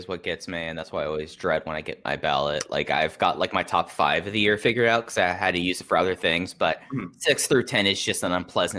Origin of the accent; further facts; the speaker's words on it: Dallas, Texas, United States; growing up in Dallas Fort Worth